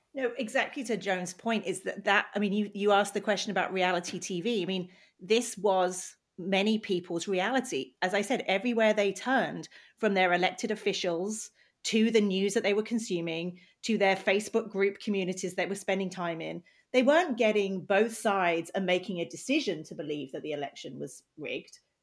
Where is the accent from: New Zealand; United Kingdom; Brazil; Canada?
United Kingdom; now in United States; I'm British